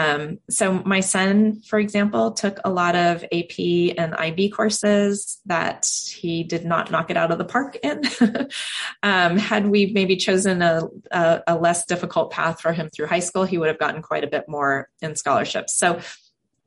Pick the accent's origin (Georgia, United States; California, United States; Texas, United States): California, United States; Silicon Valley; now in Portland, United States; I grew up in Silicon Valley